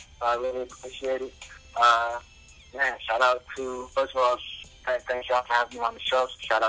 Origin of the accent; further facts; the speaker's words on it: Zion, Illinois, United States; I'm from Zion, Illinois.